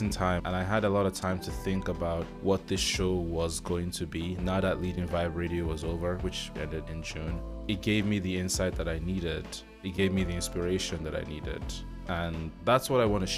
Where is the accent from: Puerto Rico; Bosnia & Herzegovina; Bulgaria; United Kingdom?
United Kingdom; also born or lived in Nigeria; now in Ireland; I'm a British Nigerian living in Ireland.